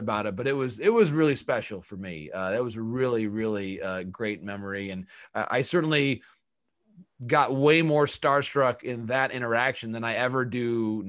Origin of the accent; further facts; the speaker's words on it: Bay City, Michigan, United States; I was born in the Upper Peninsula of Michigan and then grew up around Bay City, Michigan, right in the middle of the state